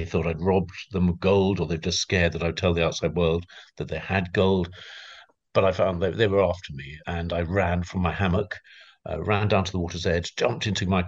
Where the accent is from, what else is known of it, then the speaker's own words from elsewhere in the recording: London, United Kingdom; I come from London